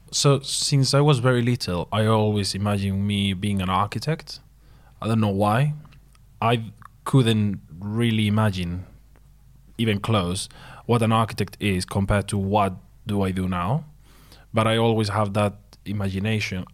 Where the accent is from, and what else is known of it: Spain; English is a second language; moved away as an adult